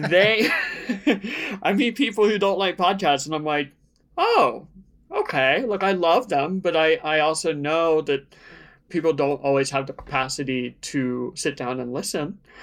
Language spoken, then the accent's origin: English; Outer Banks of North Carolina, United States; I grew up in the Outer Banks of North Carolina, a very small beach town near Virginia